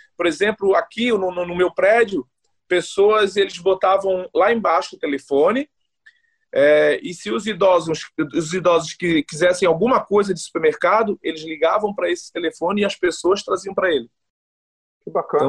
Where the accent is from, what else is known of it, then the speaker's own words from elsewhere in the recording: Florianópolis, Santa Catarina, Brazil; moved away as an adult; also born or lived in Northeast Brazil / Goiás; now in Helsinki, Finland; Nascido e criado no Saco dos Limões, aí bem manezinho mesmo